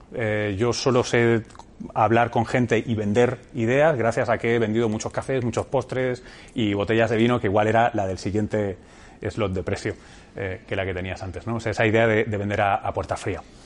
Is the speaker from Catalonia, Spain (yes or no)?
yes; Barcelona, Catalonia, Spain; moved away as an adult; also born or lived in United States; yo tengo familia cartagenera y manchega eh, y soy nacido en Barcelona